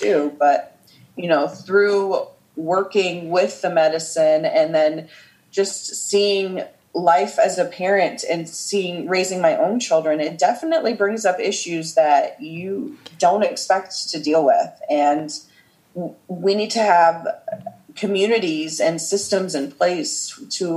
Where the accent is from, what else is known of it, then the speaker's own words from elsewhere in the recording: Midwest, United States; my parents are immigrants from Iran, and I grew up in the Midwest in a nice, peaceful suburb